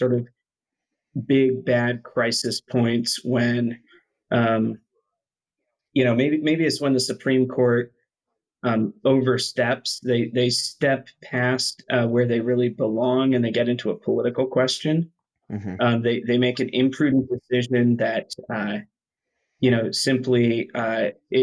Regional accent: Tennessee, United States; I grew up in Tennessee

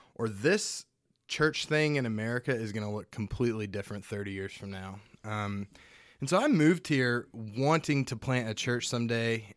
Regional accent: Hobbs, New Mexico, United States; the only Republican voting part of New Mexico is where I'm from. Uh, Hobbs, New

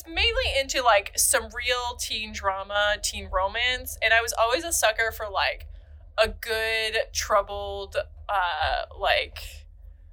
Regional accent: Maine, United States; I'm from Maine

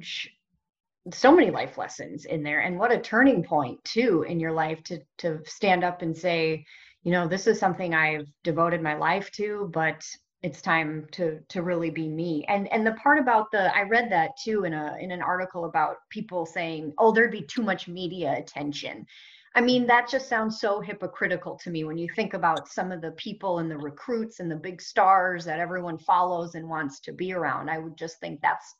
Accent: Minnesota, United States; My home state of Minnesota.

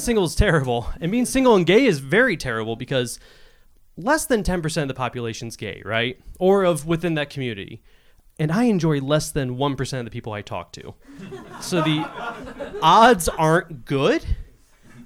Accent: Cleveland, Ohio, United States; I grew up in Cleveland, was here for 5 years, and I moved back to Cleveland because of money

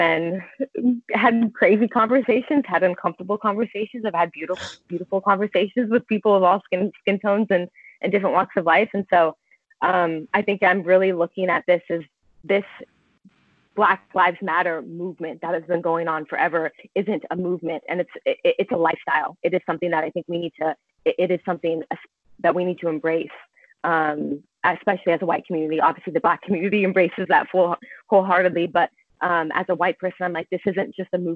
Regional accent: Southern California, United States; moved away as an adult; now in Mount Pleasant, South Carolina, United States; I grew up in Southern California with a lot of Hispanics and Mexicans

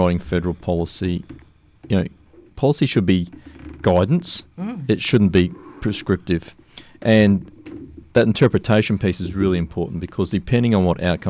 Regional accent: Sunshine Coast, Queensland, Australia; now in Apollo Bay, Australia; I grew up on the Sunny Coast

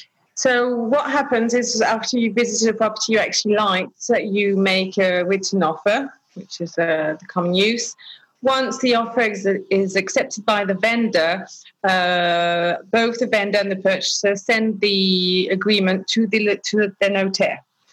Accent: Lyon, Auvergne-Rhône-Alpes, France; also born or lived in England; Yeah, so I was born in England, and afterwards we came to live in France, in Lyon.

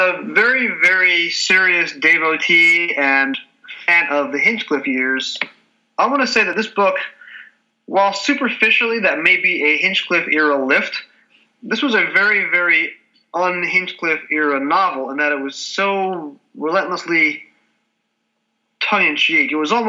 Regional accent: United States; Speaking as an American who's never been to Scotland at all and has only spent 4 days in London and the surrounding countryside

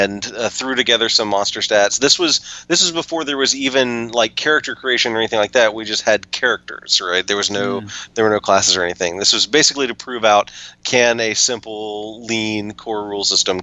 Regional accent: Tennessee, United States; I was born and raised in Tennessee

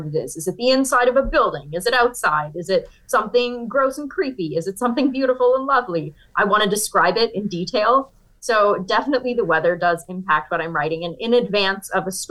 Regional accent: Niagara region of Ontario, Canada; moved away as an adult; now in New York, United States; I grew up in Canada

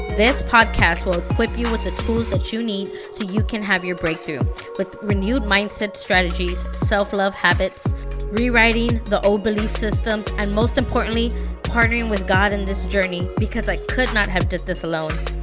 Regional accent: San Antonio, Texas, United States; I'm from San Antonio

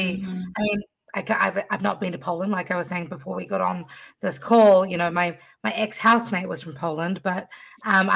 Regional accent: New Zealand; now in United States; I was born in New Zealand

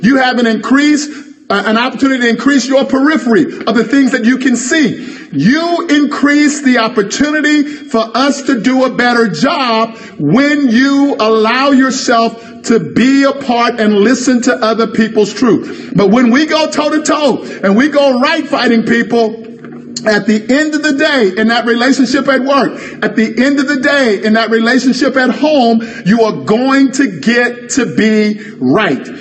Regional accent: the Bible Belt, United States; I grew up down here in the Bible Belt

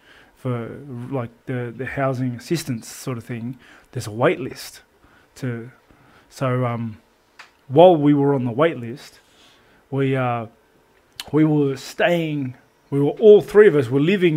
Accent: Menai, New South Wales, Australia; also born or lived in Riverwood; me growing up in Menai, like I had insecurities about, you know, being poor.

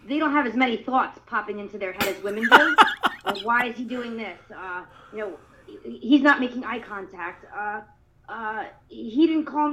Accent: Pennsylvania, United States; moved away as an adult; also born or lived in Queens, New York; now in Tampa, United States; Originally, I was from Queens. When I was young, I moved to Pennsylvania. I lived there for about 30 years

